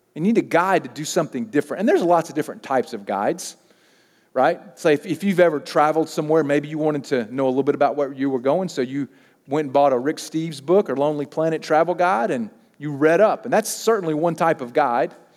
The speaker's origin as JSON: {"language": "English", "region": "Mississippi", "country": "United States", "tie": "born or raised there", "moved": "as an adult", "said": "I grew up in Mississippi."}